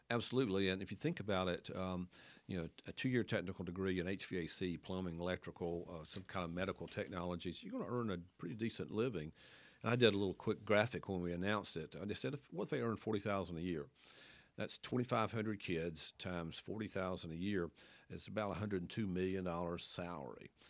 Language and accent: English; Wilkes County, North Carolina, United States; moved away as an adult; also born or lived in Athens, Georgia; now in Winston-Salem, United States; I'm from Wilkes County. Grew up on a dead end dirt road out there